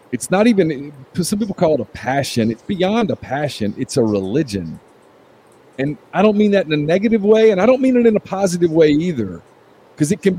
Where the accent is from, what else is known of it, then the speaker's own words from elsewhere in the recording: Louisiana, United States; now in Mississippi, United States; I grew up in Louisiana and it's not like that in Louisiana either.